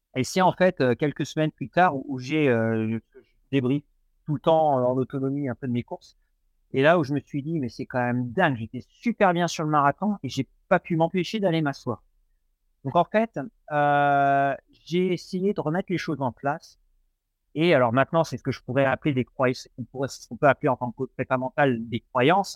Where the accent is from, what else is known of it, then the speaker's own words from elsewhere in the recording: Normandy, France; now in Nantes, France; je suis originaire de Normandie